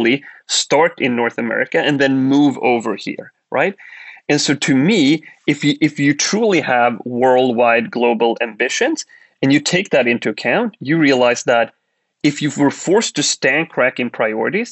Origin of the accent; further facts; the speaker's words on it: Sweden; moved away as an adult; we grew up in Sweden. We were Swedes